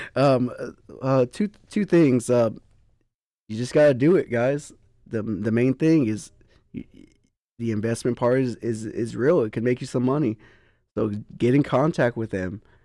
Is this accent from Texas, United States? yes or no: yes; Poteet, Texas, United States; I'm from Poteet